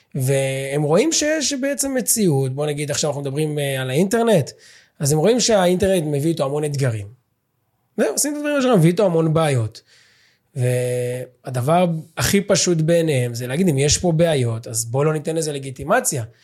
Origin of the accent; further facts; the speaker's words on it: Ra'anana, Central District, Israel; אנחנו גדלנו ברעננה